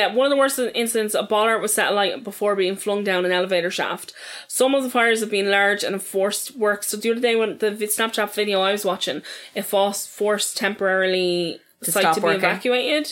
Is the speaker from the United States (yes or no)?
no; Dublin, Leinster, Ireland; I'm from Ballyfermot